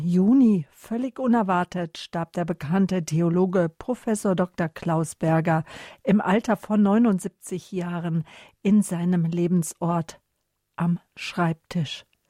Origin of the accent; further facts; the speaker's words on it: Northern Germany, Germany; moved away; Ich bin ja lange in Norddeutschland gewesen, bin ja dort aufgewachsen